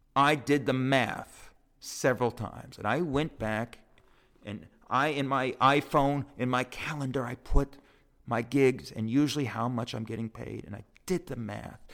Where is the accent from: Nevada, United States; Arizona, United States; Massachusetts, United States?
Nevada, United States; Las Vegas; moved away as an adult; now in New York, United States; my hometown of Vegas